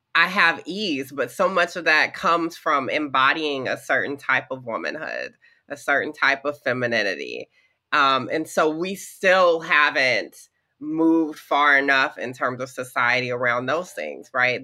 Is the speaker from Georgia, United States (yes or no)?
yes; the South, Georgia, United States; growing up in the South in the 90s and early 2000s